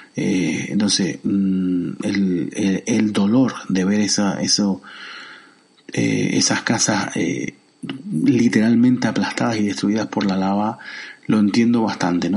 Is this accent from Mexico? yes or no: no; Tenerife, Canary Islands, Spain; en Tenerife, que es mi isla, donde yo vivo y de donde yo soy, en la isla de Tenerife